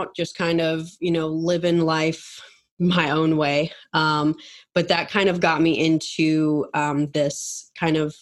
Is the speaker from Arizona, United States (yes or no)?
no; Minneapolis, Minnesota, United States; moved away as an adult; now in Atlanta, United States; I grew up in Minnesota. I live now in Atlanta, but always grew up in, you know, was there for 18 years.